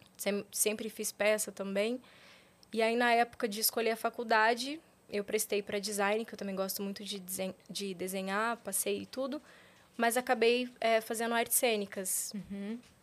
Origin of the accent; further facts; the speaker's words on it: Paraná, Brazil; now in Rio de Janeiro, Brazil; eu sou paranaense